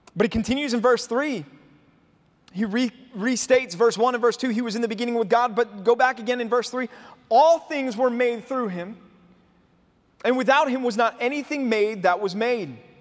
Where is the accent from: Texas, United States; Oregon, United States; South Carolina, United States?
Texas, United States; Dallas; Growing up in Dallas